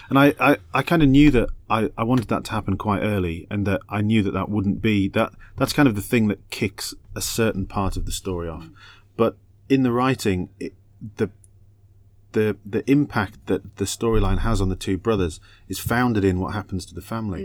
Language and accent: English; England, United Kingdom; moved away as an adult; also born or lived in Australia; I'm British and Australian. I'm a, I'm a, I'm a dual citizen. Um, but when I first moved out there